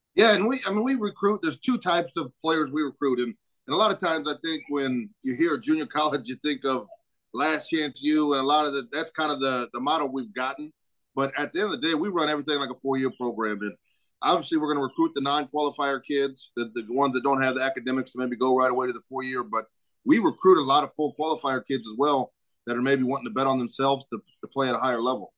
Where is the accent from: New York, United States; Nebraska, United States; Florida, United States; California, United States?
Nebraska, United States; Omaha; also born or lived in Northwest Missouri State; I'm originally from Omaha